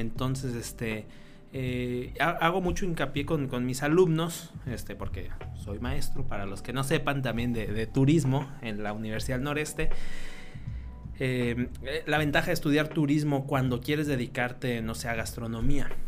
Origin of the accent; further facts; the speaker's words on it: Querétaro, Mexico; moved away; 2006 y yo recuerdo que era estaba en ese Querétaro en transición a lo que es ahorita, a lo que fue antes. Mi niñez fue en una ciudad tranquila